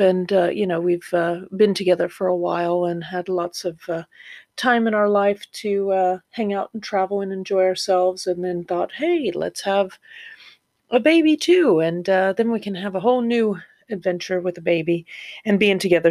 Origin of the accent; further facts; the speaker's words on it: Florida, United States; moved away as an adult; also born or lived in Ohio; now in North East England, United Kingdom; I'm from Florida, originally Ohio, and then I lived in Florida since I was 12 and then moved here 10 years ago